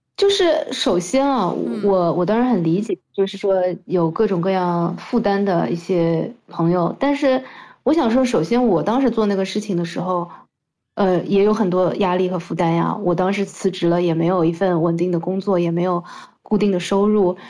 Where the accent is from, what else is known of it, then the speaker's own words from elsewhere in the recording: Shanghai, China; 我其实是一个土生土长的上海人，然后和大家一样的，从小在中国的这样的环境里样长大的一个，呃，人